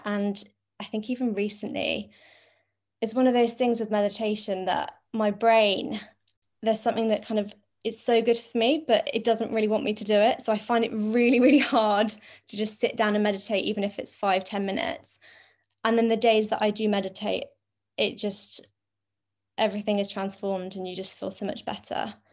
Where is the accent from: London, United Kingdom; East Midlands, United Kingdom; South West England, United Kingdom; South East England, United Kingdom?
London, United Kingdom; I'm twenty-six and I'm from London.